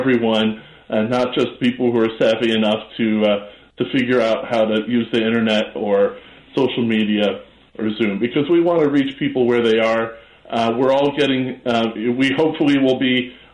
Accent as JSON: {"language": "English", "town": "Chicago", "region": "Illinois", "country": "United States", "tie": "born or raised there", "said": "I grew up in Hyde Park. I grew up in Chicago."}